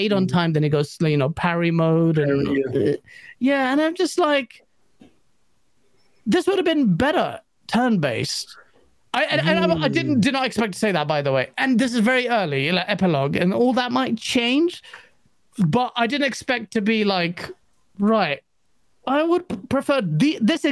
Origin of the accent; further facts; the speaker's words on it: England, United Kingdom; me as an English person